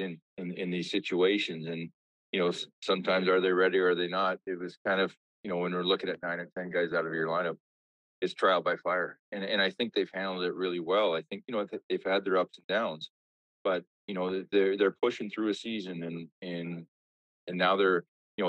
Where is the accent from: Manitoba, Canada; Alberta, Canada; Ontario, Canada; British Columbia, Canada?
British Columbia, Canada; Armstrong; I lived in a small town. I was in Armstrong, British Columbia